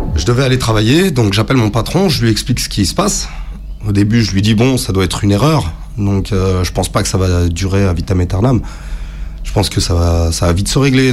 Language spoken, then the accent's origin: French; France; je suis né en France.